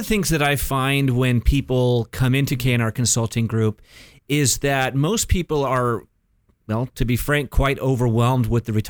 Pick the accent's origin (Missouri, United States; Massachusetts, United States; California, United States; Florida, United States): California, United States; Mission Viejo; I was born and raised here in Orange County.